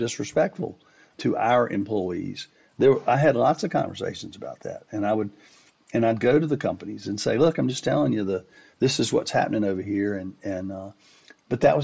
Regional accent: Winston-Salem, North Carolina, United States; I was from Winston-Salem. I grew up in Winston-Salem.

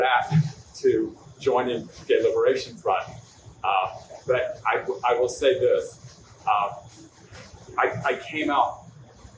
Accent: the South, United States; I grew up in the South in the 50s and 60s

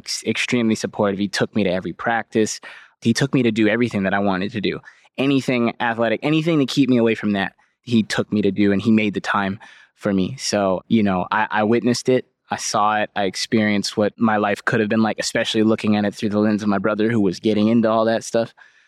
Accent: California, United States; So growing up in the East Bay, no matter you want to go to the streets or you don't, you're in the streets. That's where you live. That's where you're from.

